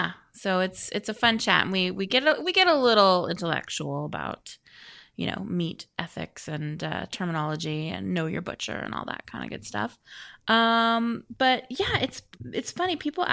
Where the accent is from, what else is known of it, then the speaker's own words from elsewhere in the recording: Vancouver, British Columbia, Canada; I love Vancouver. Vancouver is my hometown. Vancouver, BC.